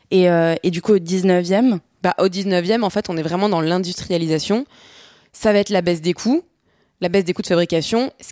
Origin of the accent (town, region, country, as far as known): France